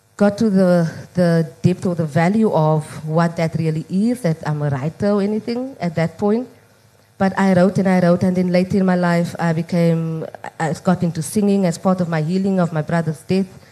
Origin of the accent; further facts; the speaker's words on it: Cape Town, Western Cape, South Africa; growing up in Mitchell's Plain